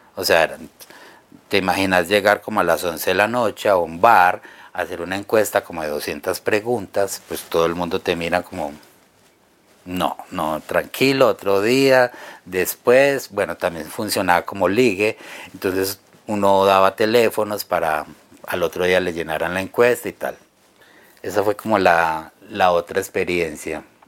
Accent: Caldas, Antioquia, Colombia; yo soy de, de Caldas, Antioquia, pues al suroeste de Medellín

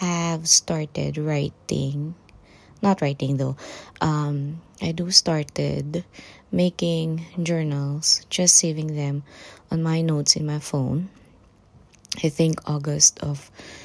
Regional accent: Panabo, Davao del Norte, Philippines; moved away as an adult; now in United Kingdom; I came from the Philippines, Davao City specifically. No, Panabo City.

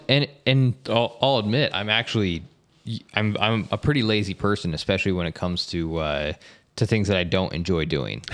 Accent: Estes Park, Colorado, United States; also born or lived in Bay Area, California; now in St. George, United States; I grew up in Colorado, in Estes Park, Colorado

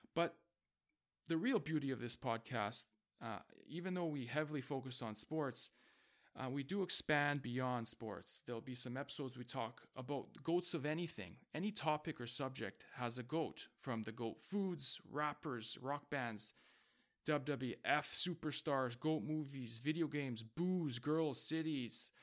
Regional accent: Vancouver, British Columbia, Canada; I am from Vancouver, B C

